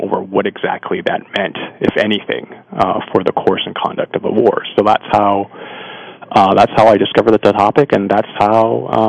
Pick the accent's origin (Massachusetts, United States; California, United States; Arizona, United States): California, United States; suburb of Los Angeles, Southern; also born or lived in Taiwan; I'm actually of ethnic Chinese background. My family's actually from Taiwan. I was actually born in Taiwan. And we came to the United States when I was just an infant. So I've more or less grown up. But of course, I grew up in Southern California in a heavily ethnic Chinese suburb of Los Angeles.